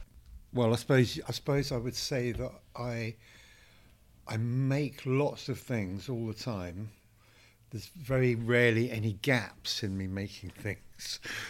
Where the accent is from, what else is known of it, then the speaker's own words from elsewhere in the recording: Totnes, South West England, United Kingdom; also born or lived in Heswall, the Wirral / the Midlands; And then my parents moved to the Midlands and then to Devon. So, yeah, mostly in Devon, around Totnes, Dartington, in the 70s, 60s and 70s.